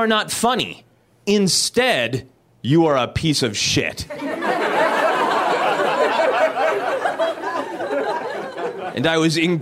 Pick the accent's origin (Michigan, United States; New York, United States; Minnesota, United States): Minnesota, United States; now in Los Angeles, United States; I am originally from Minnesota